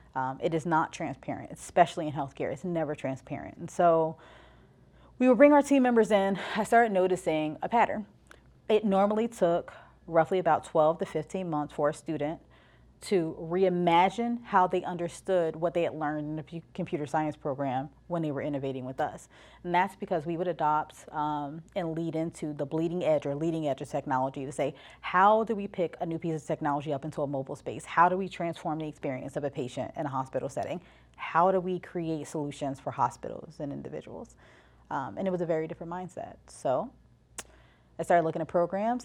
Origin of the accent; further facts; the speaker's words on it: East Orange, New Jersey, United States; I'm from East Orange, New Jersey, and, um, listen, I was raised there